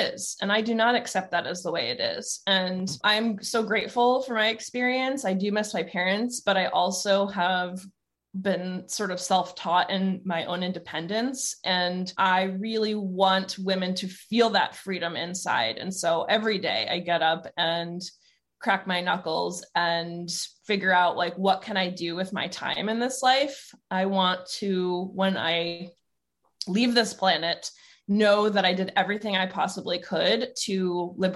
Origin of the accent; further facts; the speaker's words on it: New Jersey, United States; also born or lived in Long Island, New York; now in Oregon, United States; I was born on Long Island, grew up in New Jersey